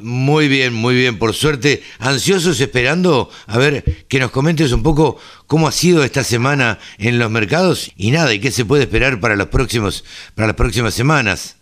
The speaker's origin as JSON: {"language": "Spanish", "town": "Maipú", "region": "Buenos Aires Province", "country": "Argentina", "tie": "born or raised there", "said": "en el campo yo he caminado arriba de los charcos, en, en Maipú, provincia de Buenos Aires, nosotros jugábamos de chicos a caminar arriba de los charcos"}